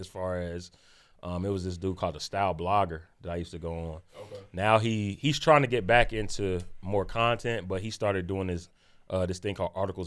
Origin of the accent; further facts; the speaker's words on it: Dayton, Ohio, United States; I'm from Dayton originally. 937, you know what I'm saying, Gem City